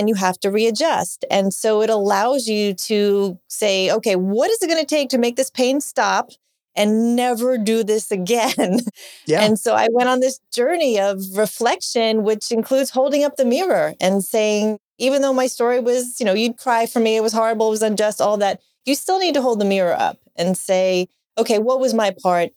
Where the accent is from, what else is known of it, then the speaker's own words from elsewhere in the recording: New York, United States; I grew up in New York, Italian, Catholic